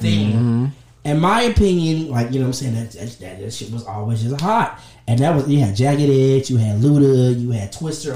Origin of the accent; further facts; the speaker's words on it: the South, United States; I'm from the South